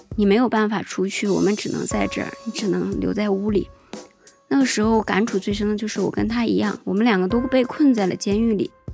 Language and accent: Chinese; Jilin, China; also born or lived in Shenzhen; now in Dali, China; 我是一九八三年出生于吉林，现在跟我老公阿土生活在大理的山上